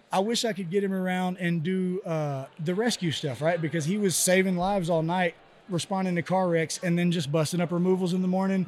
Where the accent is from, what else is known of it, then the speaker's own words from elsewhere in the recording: Texas, United States; I'm from Texas